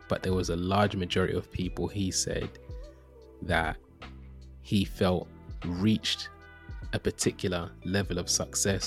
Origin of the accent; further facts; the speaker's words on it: London, United Kingdom; I grew up in East London